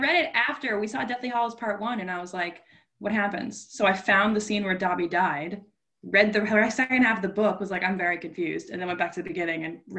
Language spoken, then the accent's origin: English; United States; I'm American